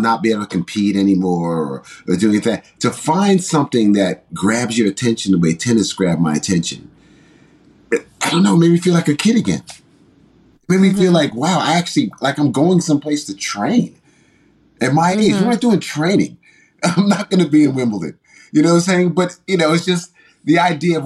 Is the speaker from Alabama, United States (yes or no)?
no; New York City, New York, United States; also born or lived in Mount Vernon, New York; I grew up in New York City. I grew up primarily in Mount Vernon and the Bronx